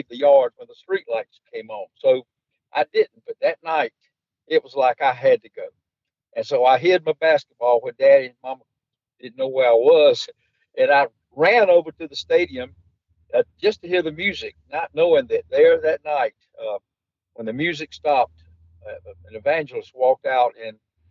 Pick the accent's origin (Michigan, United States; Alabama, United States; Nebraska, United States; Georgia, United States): Georgia, United States; Albany; I'm from Albany, Georgia, and I was raised in a Christian family